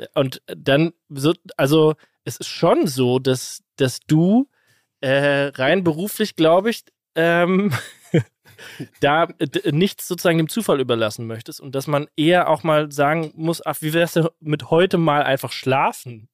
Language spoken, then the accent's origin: German; Kaiserslautern, Rhineland-Palatinate, Germany; in Kaiserslautern, meiner Heimatstadt